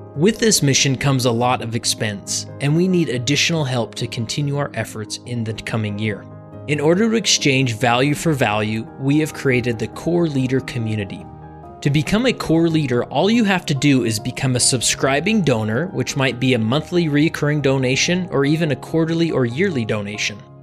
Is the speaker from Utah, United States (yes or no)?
yes; West Valley City, Utah, United States; I'm from West Valley